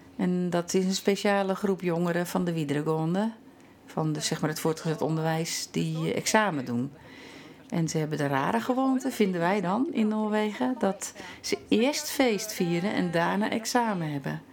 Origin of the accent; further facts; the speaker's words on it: Netherlands; moved away as an adult; now in Norway; wij hebben als Nederlander